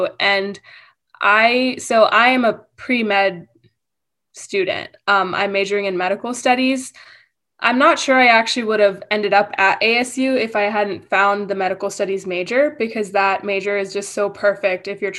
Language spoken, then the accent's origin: English; Michigan, United States; born there; also born or lived in India / Arizona; So I was born in Michigan and then I lived in India for a few years. And then I came to Arizona